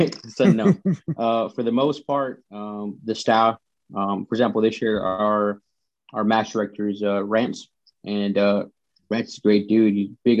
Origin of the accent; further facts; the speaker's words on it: the South, United States; but I grew up in the South, man, where, you know, I drive by, somebody wave at them.